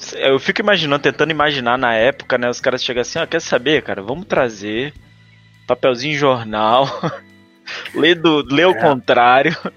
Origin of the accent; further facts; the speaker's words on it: Espírito Santo, Brazil; now in São Paulo, Brazil; eu sou do Espírito Santo